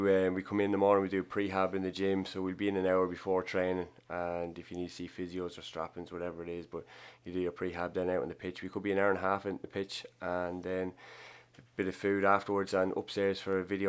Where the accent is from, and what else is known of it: County Meath, Ireland; born or raised there